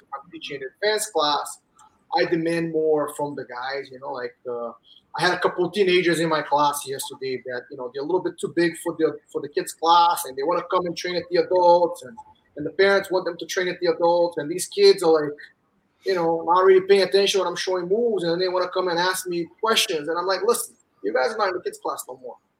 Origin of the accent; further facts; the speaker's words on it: Rio de Janeiro, Brazil; moved away as an adult; also born or lived in New York, United States; now in United States; I grew up in Rio, and I moved back up here when I was 20